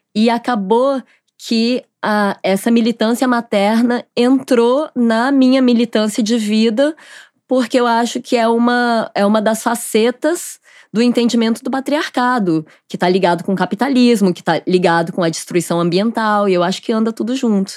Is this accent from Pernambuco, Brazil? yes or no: no; Goiânia, Goiás, Brazil; moved away as an adult; now in Rio de Janeiro, Brazil; eu sou de Goiânia